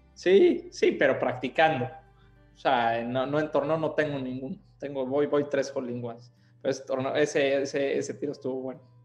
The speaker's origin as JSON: {"language": "Spanish", "region": "Puebla", "country": "Mexico", "tie": "born or raised there", "moved": "as an adult", "lives_now": "Miami, United States", "said": "soy, soy poblano, soy poblano. Nací acá"}